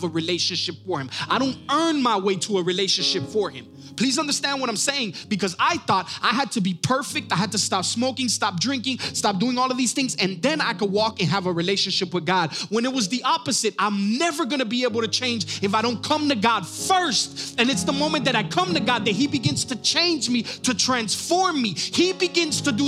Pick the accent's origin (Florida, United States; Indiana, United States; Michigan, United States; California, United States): Florida, United States; Miami; also born or lived in New York; we ended up moving to Miami, Florida, when I was about